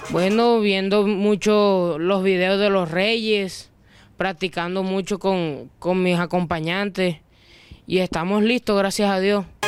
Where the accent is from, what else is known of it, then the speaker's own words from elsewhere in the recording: San Diego, Cesar, Colombia; vengo de San Diego Cesar